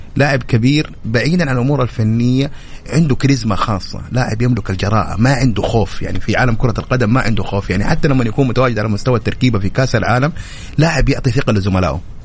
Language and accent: Arabic; Saudi Arabia